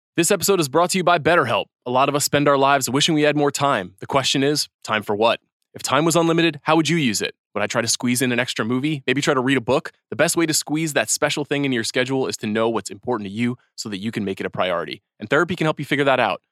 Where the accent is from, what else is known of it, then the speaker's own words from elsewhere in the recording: New York, United States; Growing up in New York